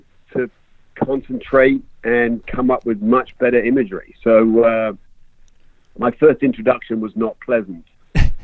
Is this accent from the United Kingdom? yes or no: yes; England, United Kingdom; moved away; also born or lived in London; I grew up in England. I am an Englishman